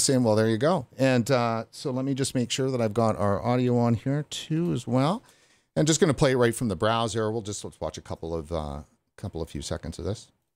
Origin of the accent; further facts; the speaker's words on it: Vancouver, British Columbia, Canada; I'm from Vancouver, British Columbia, and from the interior of British Columbia.